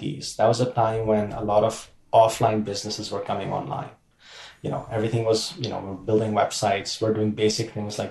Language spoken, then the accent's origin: English; Pakistan; moved away as an adult; I grew up in Pakistan